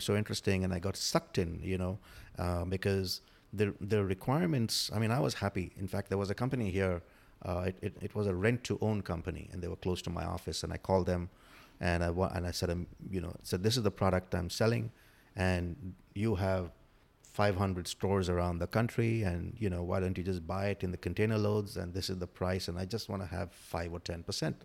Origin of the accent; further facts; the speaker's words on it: India; moved away as an adult; also born or lived in Africa / Galveston area, United States; now in United States; I grew up in India, did my, all my education in India